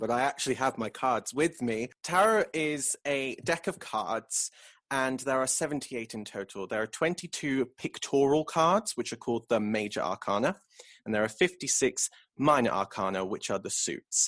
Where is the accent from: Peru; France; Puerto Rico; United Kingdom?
United Kingdom; England; I'm English